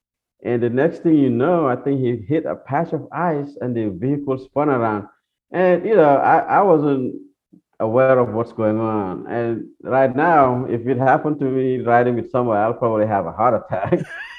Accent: Gambia; because growing up in Gambia, the only time it's cloudy is when it's about to rain.

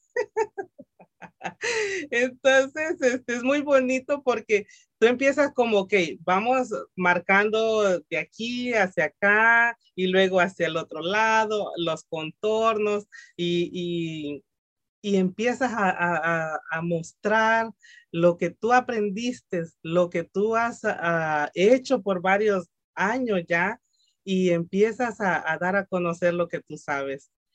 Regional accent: El Salvador; moved away; yo soy salvadoreña, mucha honra, muy salvadoreña.

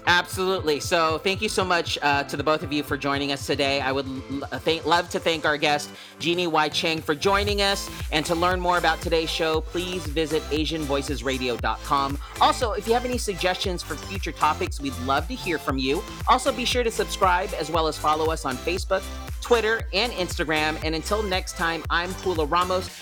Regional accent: Philippines; I'm Filipino and I grew up watching P dramas or the Filipino dramas

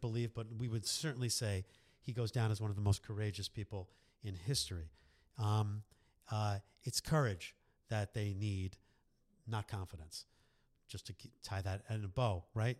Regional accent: New York, United States; moved away as an adult; also born or lived in Boston; now in Philadelphia, United States; born and raised in New York

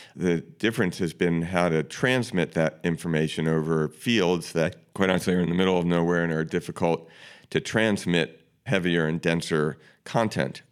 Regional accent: Baltimore, Maryland, United States; I grew up in Baltimore

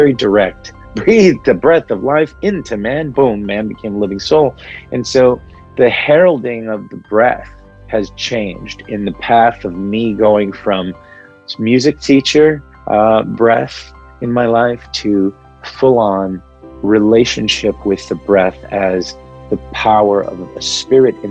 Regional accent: Midwest, United States; first language Arabic; English is a second language; growing up in the Midwest

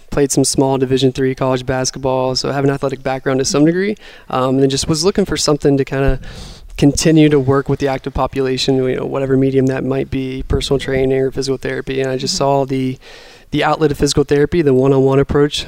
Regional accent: West Virginia, United States; also born or lived in Seattle; now in Cleveland, United States; I'm from West Virginia originally, so I wanted to be back here

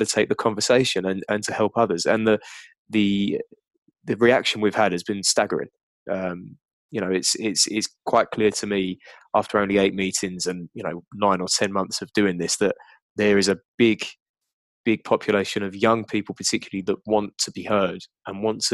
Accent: United Kingdom

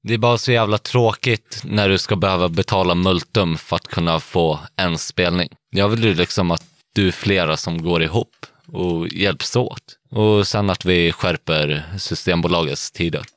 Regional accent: Sweden; Vi är svenskar

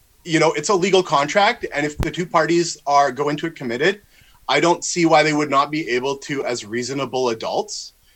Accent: Victoria, British Columbia, Canada; I'm from Victoria, BC

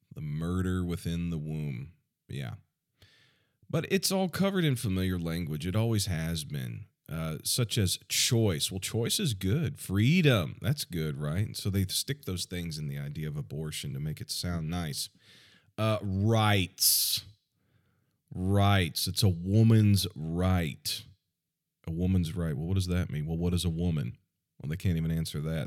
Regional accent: United States; I'm, I'm American.

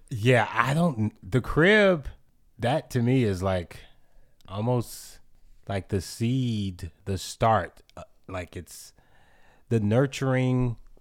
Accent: New Orleans, Louisiana, United States; my experience with water has always been, like, scary because of hurricanes growing up in New Orleans

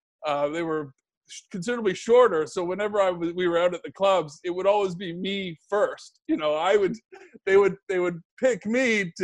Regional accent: Halifax, Nova Scotia, Canada; moved away as an adult; also born or lived in London, United Kingdom / Manchester, United Kingdom; I'm from Halifax, Nova Scotia.

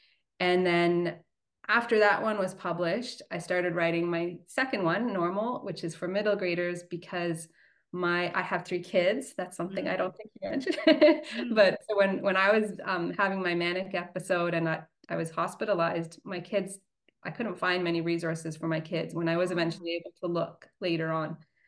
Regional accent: Canada; also born or lived in South Africa; I was born in South Africa. Mm-hmm. I moved to Canada when I was 7.

